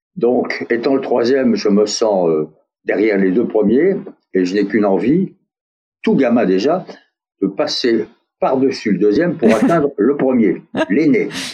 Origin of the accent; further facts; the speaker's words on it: France; accent: French; also born or lived in United States; mon accent français